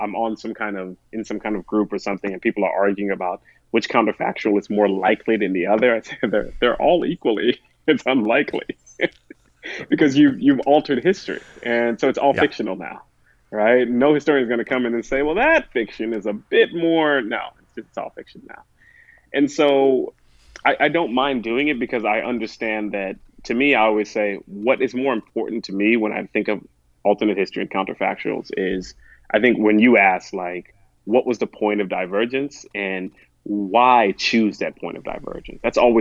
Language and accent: English; Chaguanas, Trinidad & Tobago; moved away; also born or lived in United States; I was born in the United States, but sent back. Growing up with my grandparents was, I lived in a place called Chaguanas in Trinidad